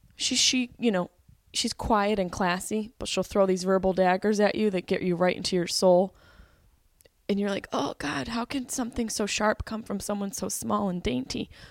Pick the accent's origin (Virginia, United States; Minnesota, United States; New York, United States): New York, United States; Syracuse; moved away; Syracuse, New York, and performed at the Funny Bone, my hometown, my home club